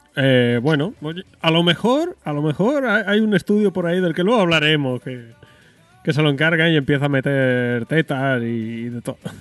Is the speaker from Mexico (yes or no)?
no; Spain; yo soy muy español y mucho español